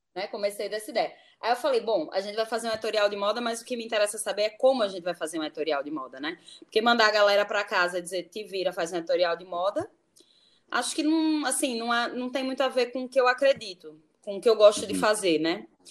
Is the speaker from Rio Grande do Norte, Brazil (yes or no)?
yes; Natal, Rio Grande do Norte, Brazil; moved away as an adult; also born or lived in Brasília; now in Rio de Janeiro, Brazil; eu nasci em Natal